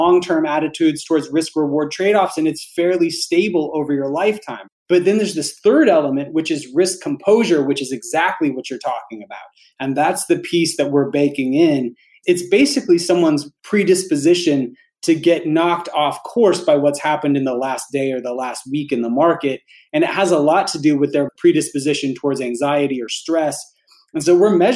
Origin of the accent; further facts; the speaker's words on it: Alabama, United States; I grew up poor in Alabama